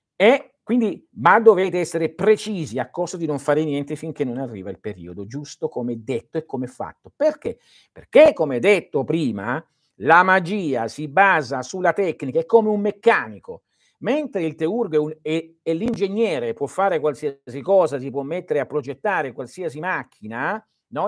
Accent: Calabria, Italy; Il mio paese, che è il più a sud della Calabria

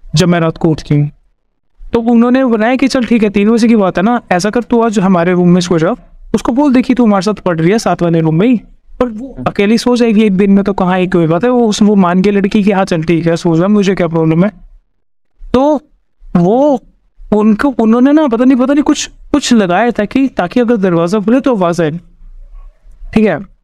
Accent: Haryana, India; मैं हरियाणा से हूँ

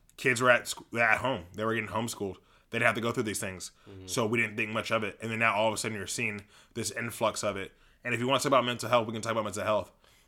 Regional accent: Los Angeles, California, United States; Grant High School in Van Nuys, we grew up in the Valley.

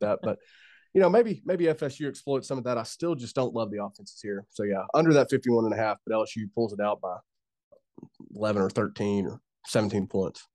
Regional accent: United States; I'm an American.

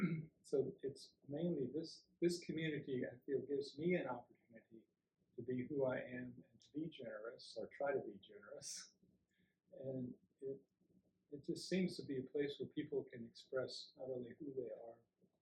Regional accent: United States; also born or lived in Alabama / Georgia / Germany / California; now in Texas, United States; I was raised in Alabama and Georgia. But although I've been, most of my life now has been in Texas.

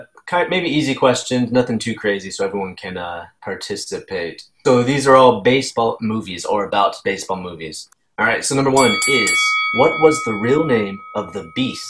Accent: San Diego, California, United States; moved away; I'm originally from San Diego

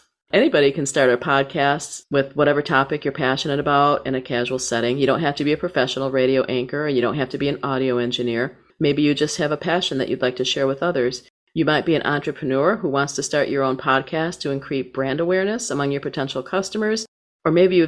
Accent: Saginaw, Michigan, United States; my hometown of Saginaw, Michigan

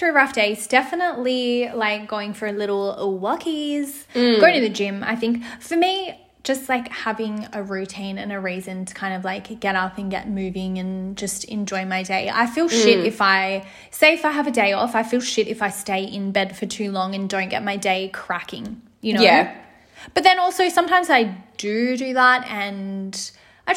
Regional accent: Sydney, New South Wales, Australia; I was from Mount Druitt. I lived there my whole life.

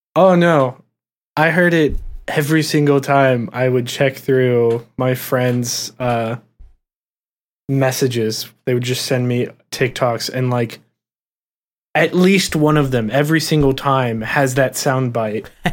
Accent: Ohio, United States; we're from Ohio

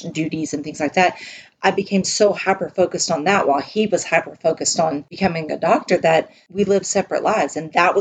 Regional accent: Texas, United States; accent: twangy; I'm a Texan and a Southerner at heart

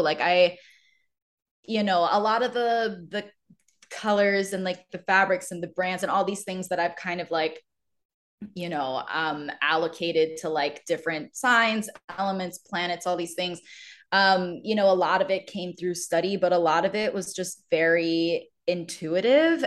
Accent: Maryland, United States; moved away; I grew up around Maryland

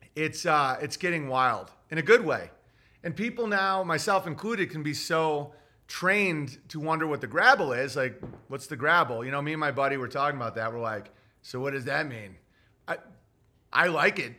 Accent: United States; as an American

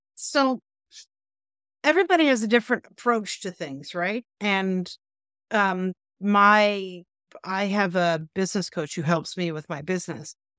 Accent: Canada; we're Canadian

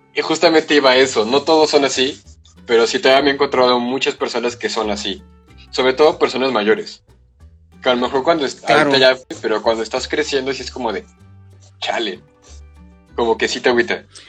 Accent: San Luis Potosí, Mexico; yo estudio ya en San Luis desde los cinco años, seis años

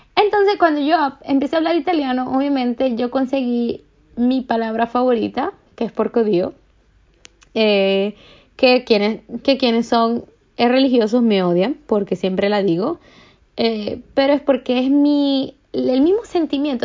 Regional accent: Maracaibo, Zulia, Venezuela; now in Paris, France; vengo de Maracaibo, usamos la palabra mardito para todo y vergación para todo

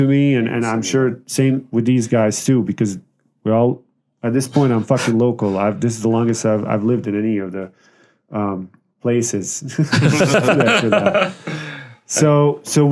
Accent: Bosnia & Herzegovina; now in Las Vegas, United States; So I'm from Bosnia, ex-Yugoslavia.

